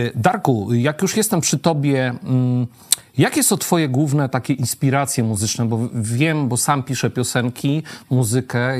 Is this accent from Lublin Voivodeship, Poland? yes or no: yes; Świdnik, Lublin Voivodeship, Poland; jestem ze Świdnika, tak urodziłem się w Świdniku